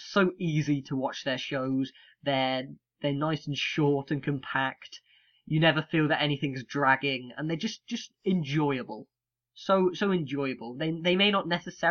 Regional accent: United Kingdom; being British

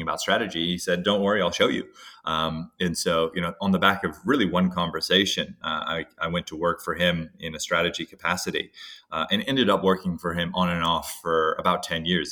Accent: Hawaii, United States; growing up in Hawaii

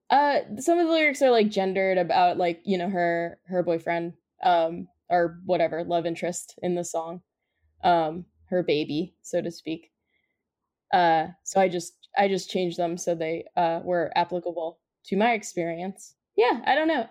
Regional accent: New Jersey, United States; we're from New Jersey

